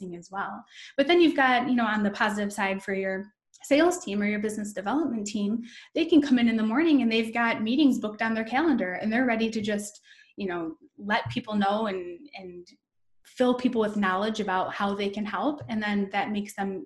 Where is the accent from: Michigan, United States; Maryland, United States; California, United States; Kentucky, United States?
Michigan, United States; Downriver; I grew up in what's considered Downriver, Michigan. It's a suburb. It's like the suburbs of Detroit